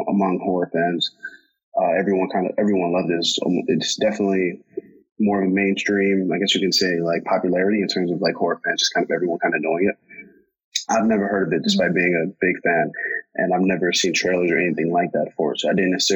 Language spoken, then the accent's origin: English; United States; I'm American, I'm born and raised here